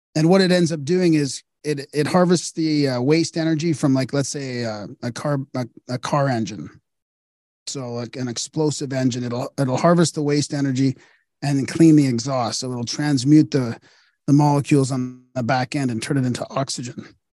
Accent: Canada; I'm Canadian

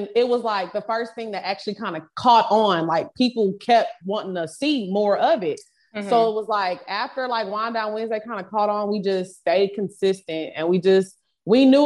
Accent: Houston, Texas, United States; moved away as an adult; now in Atlanta, United States; We're from Houston

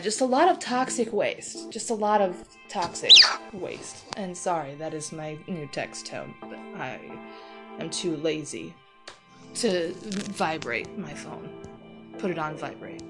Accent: Toledo, Ohio, United States; it's Toledo. It's Toledo, Ohio

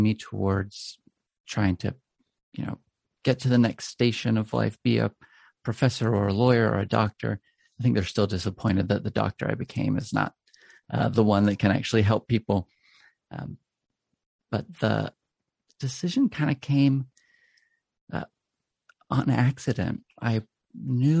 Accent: Charleston, South Carolina, United States; now in Durham, United States; I was raised in Charleston, South Carolina

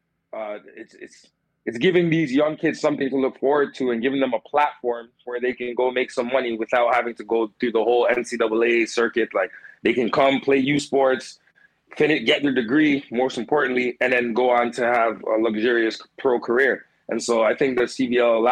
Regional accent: Brampton, Ontario, Canada; regular Brampton kid, Brampton native, grew up Brampton

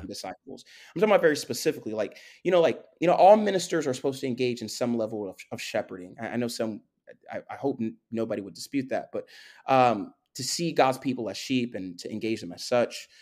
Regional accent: Florida, United States; also born or lived in Spring Valley, New York, United States / Haiti (ancestry); I'm from Florida. I, I do, I do have some history in the Northeast, uh, and particularly New York, forty-five minutes outside of Manhattan, small, small village actually called Spring Valley, uh, but I, I've been in Florida since I was twelve

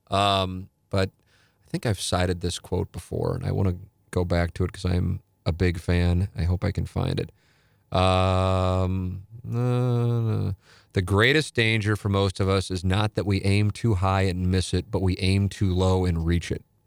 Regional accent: St. Louis, Missouri, United States; I'm in my hometown

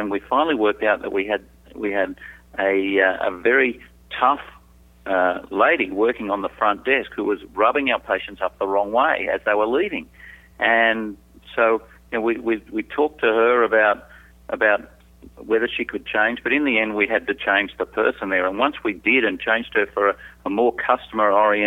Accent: Sydney, New South Wales, Australia; also born or lived in Southeast Asia; I'm from Sydney, Australia. I was born, I like to say I was made in Australia, but I was born overseas, lived my first 2 years in Southeast Asia.

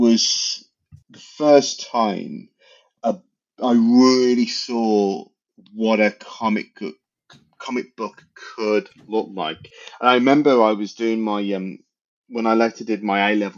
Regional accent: England, United Kingdom; I'm English.

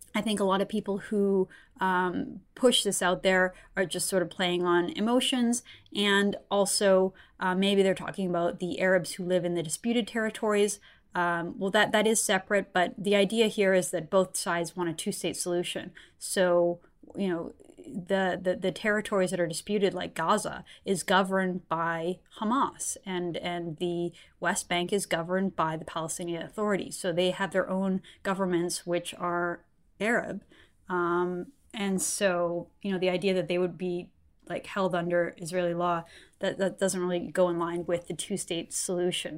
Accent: Canada; I'm a Canadian journalist and political commentator

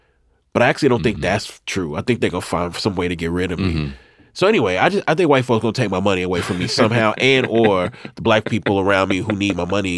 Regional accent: Mississippi, United States; moved away; I'm from Mississippi.

